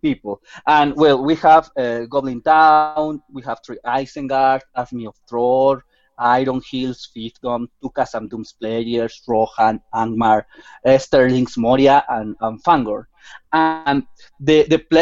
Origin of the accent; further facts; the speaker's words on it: Mexico City, Mexico; I'm from Mexico City, the main city in my country.